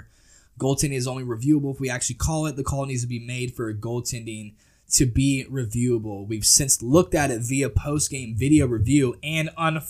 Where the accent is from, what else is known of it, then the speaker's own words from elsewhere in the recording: Tennessee, United States; we're both from Tennessee.